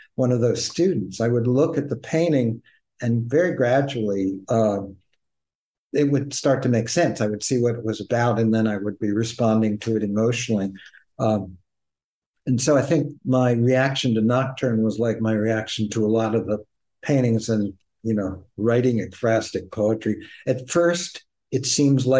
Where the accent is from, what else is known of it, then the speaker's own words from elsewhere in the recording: Philadelphia, Pennsylvania, United States; now in Aurora, New York, United States; I'm from Philadelphia